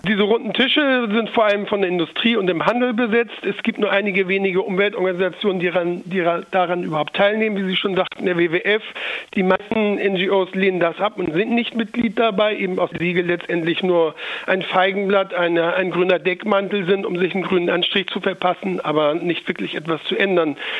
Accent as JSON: {"language": "German", "country": "Germany", "said": "bei uns in Deutschland"}